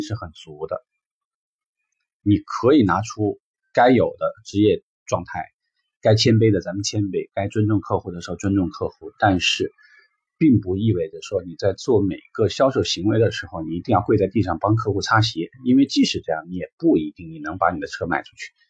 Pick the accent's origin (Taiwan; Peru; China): China; 或者说我们中国人典型嘛，